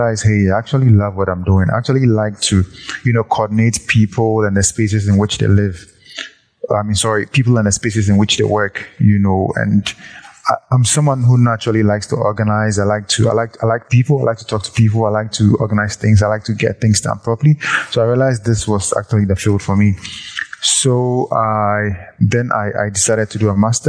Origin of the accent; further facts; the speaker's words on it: Ghana; I come from Ghana, West Africa. So I'm 100% Ghanaian.